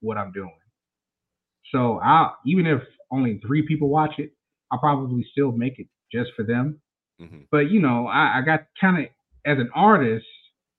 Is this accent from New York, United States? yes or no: no; Mississippi, United States; I'm from Mississippi, y'all, so I may talk a little different.